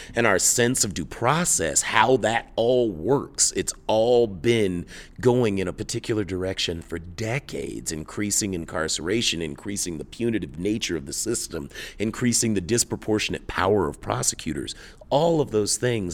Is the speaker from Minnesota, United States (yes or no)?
no; Tulsa, Oklahoma, United States; in my hometown of Tulsa, Oklahoma